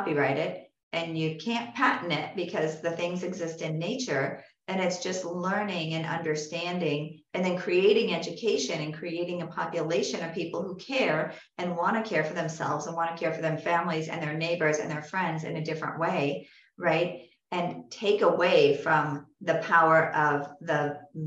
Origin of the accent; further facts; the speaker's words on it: California, United States; moved away; also born or lived in the South; I'm from California